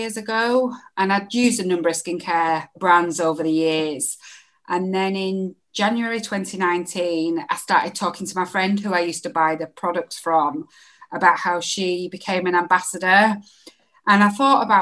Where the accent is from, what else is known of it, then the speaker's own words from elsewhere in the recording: Bolton, North West England, United Kingdom; also born or lived in Boldmere / Solihull / Lichfield; now in Leeds, United Kingdom; I'm originally from Bolton.